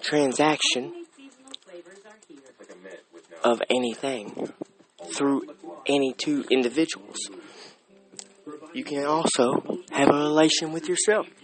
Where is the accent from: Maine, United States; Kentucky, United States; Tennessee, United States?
Kentucky, United States; Russell Springs; I was raised in Russell Springs, Kentucky